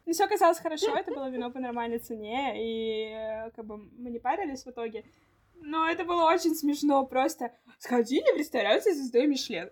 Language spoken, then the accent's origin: Russian; Saint Petersburg, Russia; мы выросли в Петербурге